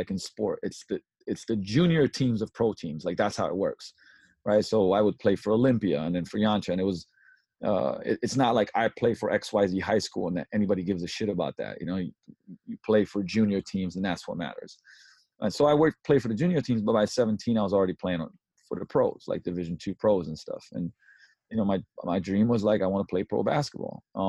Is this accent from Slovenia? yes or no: yes; Slovenia; English is a second language; also born or lived in London, United Kingdom; I was born in Yugoslavia, before the war, so it's still Yugoslavia. And when I was 7, we moved to London, and when I was 11, we moved back, right, pretty much around where the war happened. Then it became Slovenia.